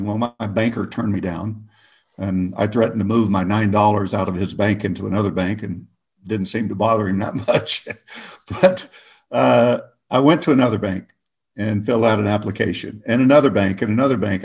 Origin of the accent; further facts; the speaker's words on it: Oklahoma, United States; moved away as an adult; I grew up in Oklahoma